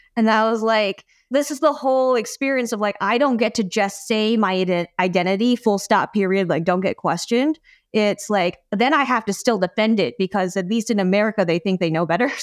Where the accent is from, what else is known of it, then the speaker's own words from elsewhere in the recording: United States; first language English; I'm an American, and that, like, English is my primary language